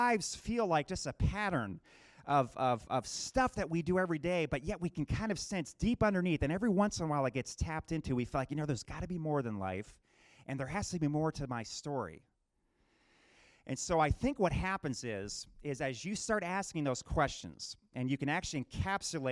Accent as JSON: {"language": "English", "region": "New Jersey", "country": "United States", "tie": "born or raised there", "also_born_or_lived": "Michigan", "moved": "yes", "said": "I'm on the Jersey Shore growing up in New Jersey"}